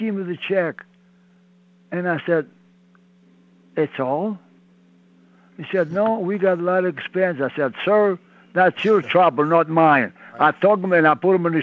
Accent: Italy; English is a second language; moved away as an adult; also born or lived in Montreal, Canada; now in Pittsburgh, United States; I'm from Italy.

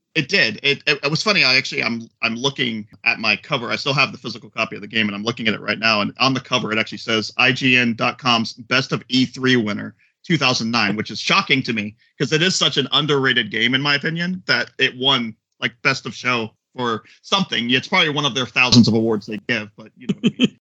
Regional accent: Florida, United States; I am from Florida.

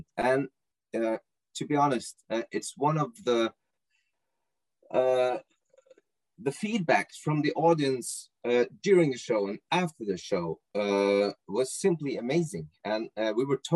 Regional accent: Norway; English is a second language; I'm from Norway, and yes, we speak good Norwegian

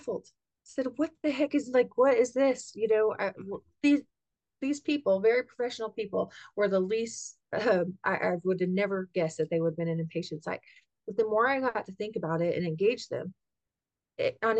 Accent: Kansas, United States; also born or lived in Virginia; we knew we were coming back to Kansas, and I'm from Kansas

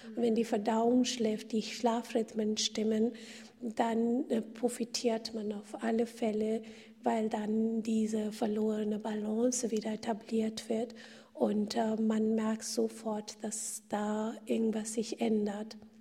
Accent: India; moved away; ich bin in Indien geboren und aufgewachsen

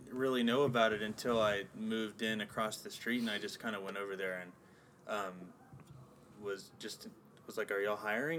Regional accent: San Antonio, Texas, United States; moved away as an adult; also born or lived in Houston, Texas; now in Los Angeles, United States; I was born in Houston, but I consider San Antonio my hometown.

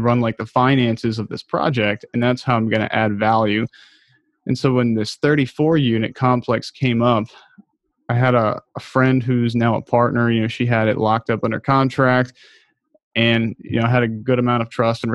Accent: United States; also born or lived in Baltimore, Maryland; I grew up outside of Washington, D.C.

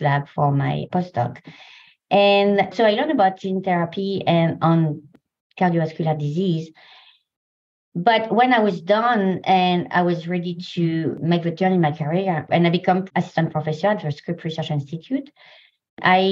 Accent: France; English is a second language; moved away as an adult; also born or lived in Paris, France; now in San Diego, United States; I come from France, as you probably can hear.

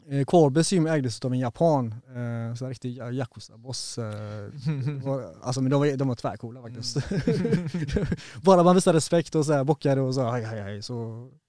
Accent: Partille, Västra Götaland, Sweden; Det började i Partille faktiskt. Ja. Jag växte upp i Partille.

